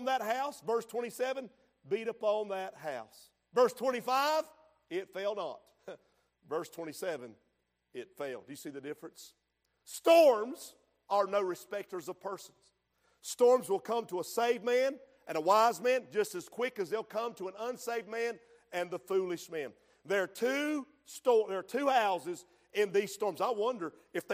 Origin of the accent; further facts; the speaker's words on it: Hooper's Creek, North Carolina, United States; Where I grew up in Hooper's Creek